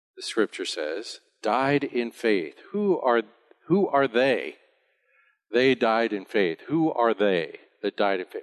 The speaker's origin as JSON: {"language": "English", "country": "United States", "moved": "yes", "lives_now": "Bonaire", "said": "I'm an American"}